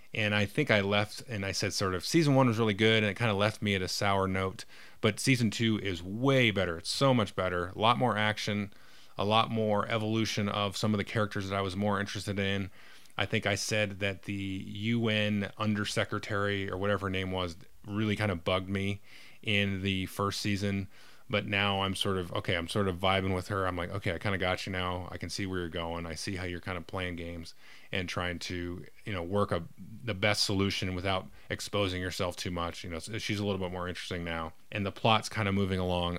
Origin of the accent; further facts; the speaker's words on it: California, United States; I was born in California and blah, blah, blah, grew up in suburbia